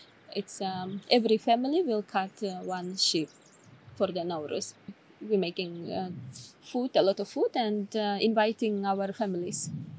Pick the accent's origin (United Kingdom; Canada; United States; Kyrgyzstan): Kyrgyzstan; Issyk-Kul Region; English is a second language; Like we are from the Issyk-Kul, and sometimes there is a different language in the south side, where is the border with Uzbekistan.